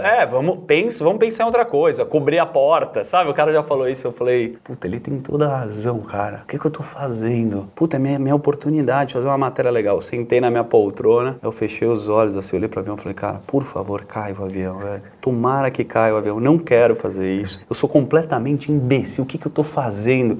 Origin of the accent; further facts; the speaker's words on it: Higienópolis, São Paulo, Brazil; nasci criado em Genópolis